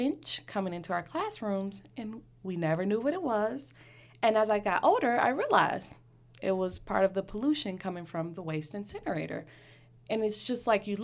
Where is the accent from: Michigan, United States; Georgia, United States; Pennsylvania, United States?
Michigan, United States; Detroit; I was born and raised in Detroit